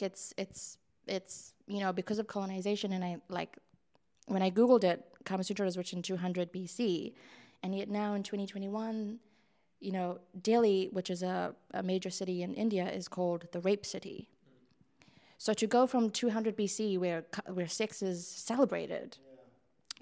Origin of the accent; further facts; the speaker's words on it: South Africa; moved away; I grew up in a Western country, I grew up here and in South Africa.